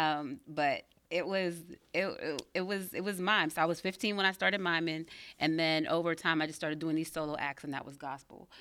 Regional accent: Pittsburgh, Pennsylvania, United States; born in Belsover, and I grew up, um, in the suburbs

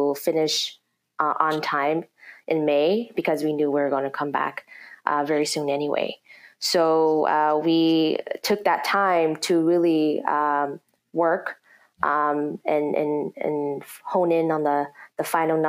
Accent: Minneapolis, Minnesota, United States; born and raised in North Minneapolis

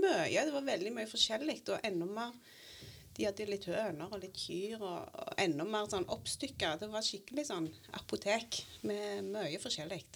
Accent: Grødem, Rogaland, Norway; jeg har vokst opp på Grødem, på mitt jordgård.

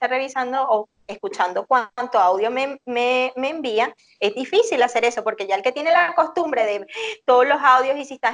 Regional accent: Venezuela

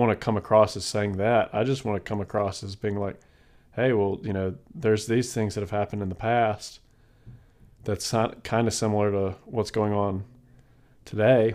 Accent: South Carolina, United States; I'm born and raised in South Carolina

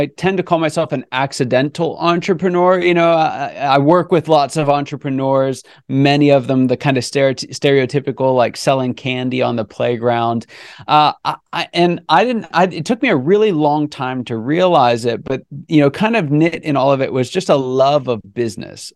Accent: Pittsburgh, Pennsylvania, United States; also born or lived in California / Grandview, Missouri; now in Atlanta, United States; I was born in California. I grew up around the Pittsburgh area.

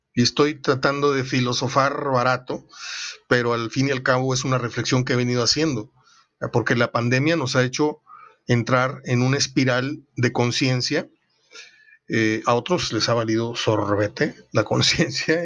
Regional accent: Monterrey, Nuevo León, Mexico; moved away; also born or lived in Mexico City / Atizapán, State of Mexico; yo me siento mitad regio, mitad capitalino, porque aparte que viví allí unos años

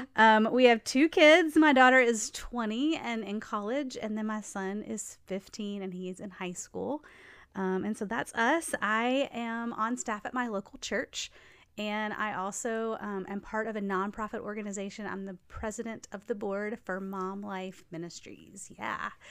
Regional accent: Nashville, Tennessee, United States; I grew up in Nashville

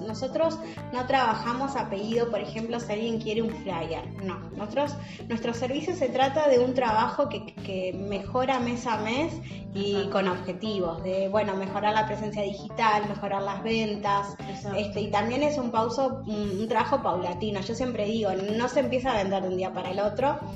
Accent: Uruguay; yo que soy uruguaya.

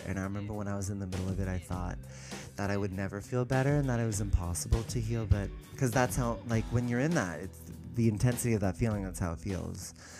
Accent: California, United States; I grew up in the Bay, San Francisco Bay Area.

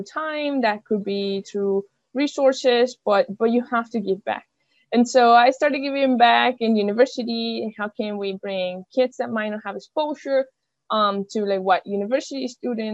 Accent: Venezuela; moved away; also born or lived in Germany; I'm from Venezuela

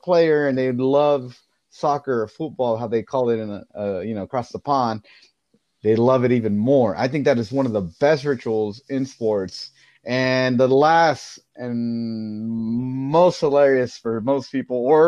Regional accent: San Bernardino, California, United States; I grew up in San Bernardino, California

